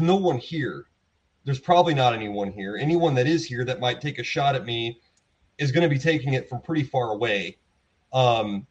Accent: the South, United States; moved away; also born or lived in East Texas; I'm from the South.

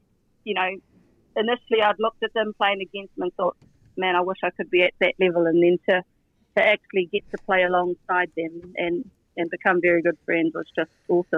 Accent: Opotiki, Bay of Plenty, New Zealand; Well, we had a smallish high school, so about 600 to 800 kids from, you know, right around the Rohe.

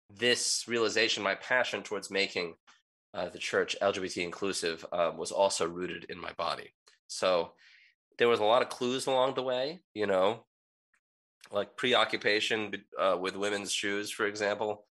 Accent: United States; I grew up in the United States as a child of immigrants

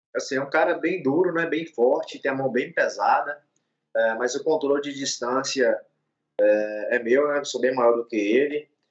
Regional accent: Montes Claros, Minas Gerais, Brazil; Eu sou mineiro, nascido aqui na cidade de Montes Claros.

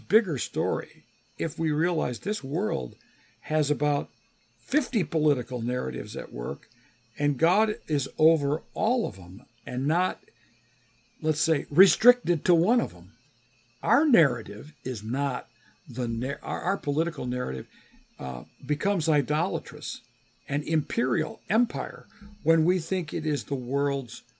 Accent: United States; also born or lived in England; I grew up in the United States

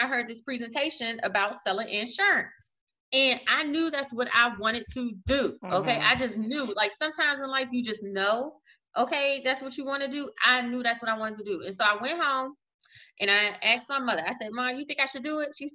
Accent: Maryland, United States; moved away as an adult; also born or lived in Baltimore, Maryland; now in North Carolina, United States; I'm originally from Maryland

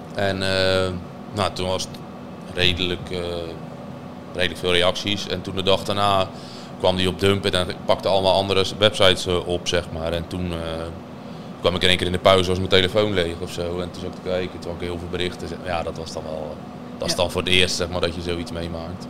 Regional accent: Urk, Flevoland, Netherlands; ik kom eigenlijk van Urk

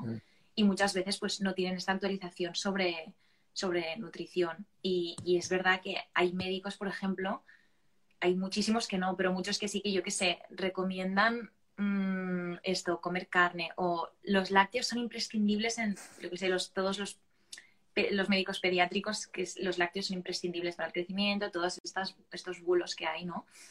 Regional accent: Barcelona, Catalonia, Spain; soy de Barcelona y tengo 23 años

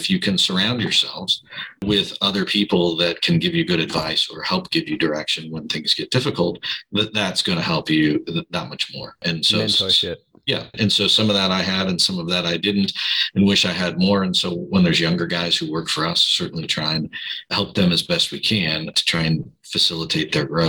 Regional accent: Midwest, United States; now in California, United States; maybe I learned that from growing up in the Midwest, where you have maybe a little better work ethic.

